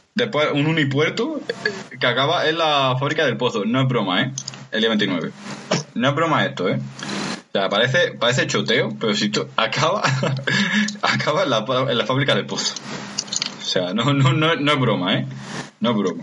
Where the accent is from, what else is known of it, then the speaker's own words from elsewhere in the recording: Granada area, Andalusia, Spain; por la carretera de la sierra, la, la antigua, que pasa por mi pueblo